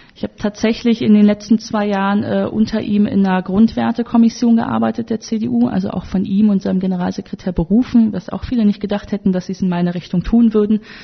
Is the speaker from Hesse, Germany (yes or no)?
no; Wuppertal, North Rhine-Westphalia, Germany; ich komme ja aus Wuppertal